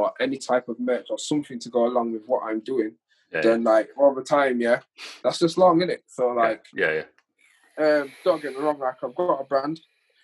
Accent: Huddersfield, Yorkshire and the Humber, United Kingdom; accent: broad Yorkshire; I am broad from Yorkshire

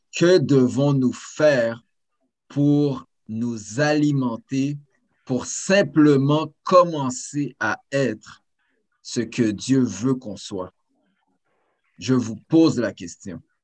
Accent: Saint-Léonard, Quebec, Canada; je suis né à Saint-Léonard

